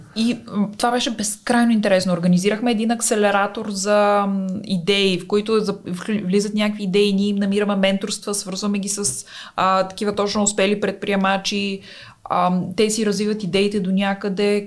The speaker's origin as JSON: {"language": "Bulgarian", "country": "Bulgaria", "also_born_or_lived": "Italy", "said": "аз винаги знаех, че ще се върна в България, защото тук си си вкъщи"}